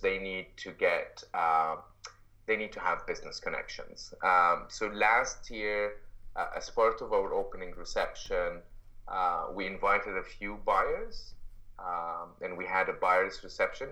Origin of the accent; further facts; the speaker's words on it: Egypt; moved away as an adult; now in Canada; I'm, I'm originally from Egypt and lived in uh, I uh, was raised in Egypt uh, most of my life